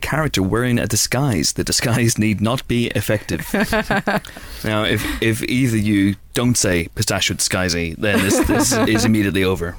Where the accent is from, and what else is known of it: Banbridge, Northern Ireland, United Kingdom; born or raised there; moved away